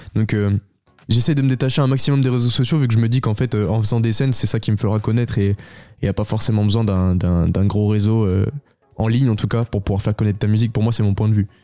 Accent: Beaune, Bourgogne-Franche-Comté, France; je suis originaire de Bourgogne

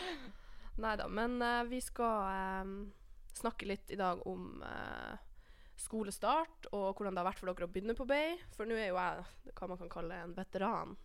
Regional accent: Alta, Finnmark, Norway; moved away as an adult; now in Trondheim, Norway; Jeg er enda fra Alta

